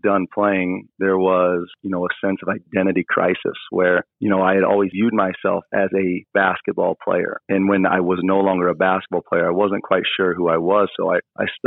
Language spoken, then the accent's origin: English; Indiana, United States; moved away; growing up in Indiana